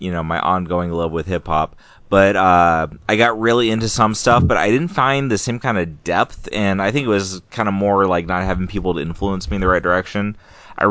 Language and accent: English; California, United States; moved away as an adult; now in Maine, United States; my little crap hole town I grew up in California